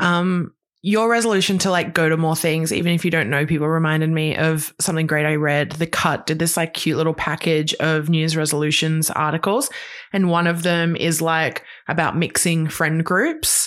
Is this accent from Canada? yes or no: no; Queensland, Australia; moved away; I grew up in Queensland